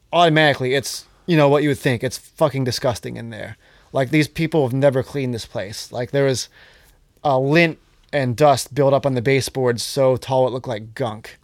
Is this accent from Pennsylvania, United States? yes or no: yes; Johnstown, Pennsylvania, United States; I'm from Johnstown